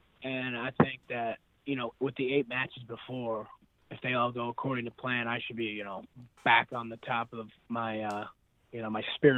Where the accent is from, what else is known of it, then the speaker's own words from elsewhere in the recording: United States; I'm really proud that I'm going to be an American